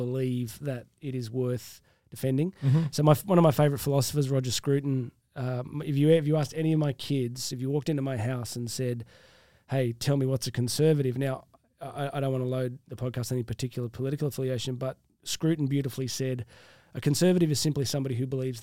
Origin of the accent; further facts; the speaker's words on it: Australia; accent: Australian; it's a unique thing, this Australian accent. I don't even hear it. I just think I sound like me